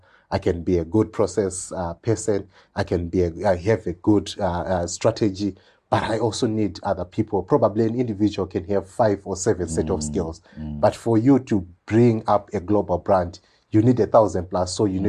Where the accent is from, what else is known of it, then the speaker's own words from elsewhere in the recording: Kami, Zimbabwe; also born or lived in Mberengwa / Gwanda; I came from Kami, went to Mberengwa, went to Gwanda, your rural area, attended my high school, Chinoy, Nast.